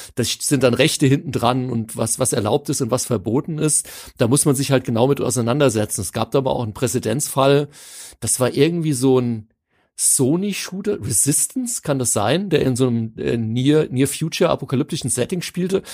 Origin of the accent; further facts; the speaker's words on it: Hanau, Hesse, Germany; für mich als gebürtiger Hanauer